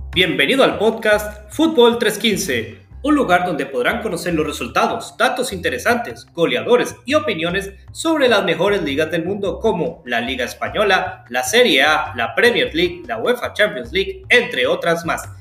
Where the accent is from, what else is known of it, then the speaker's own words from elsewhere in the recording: Costa Rica; yo soy de Costa Rica